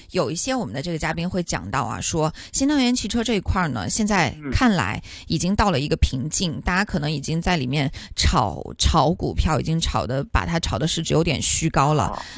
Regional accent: China; now in Hong Kong; 因为我是从内地来到香港的嘛

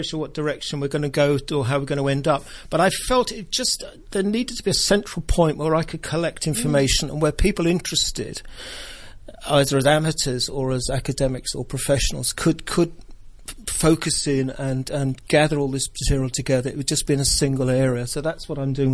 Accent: Cambridge, East of England, United Kingdom; moved away as an adult; also born or lived in Sheffield / London; now in Hong Kong; I'm from Cambridge in England originally

